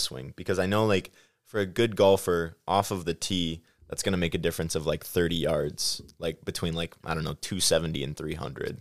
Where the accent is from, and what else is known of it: Midwest, United States; accent: Midwest